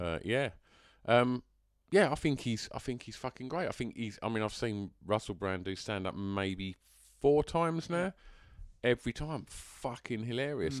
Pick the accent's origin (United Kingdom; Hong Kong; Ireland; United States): United Kingdom; England; I'm, I'm English. It just happens to be where I was born.